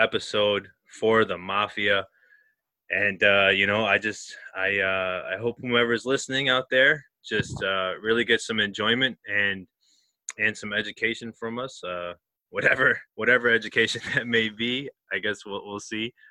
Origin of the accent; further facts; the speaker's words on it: Buffalo, New York, United States; we're three guys from Buffalo, New York.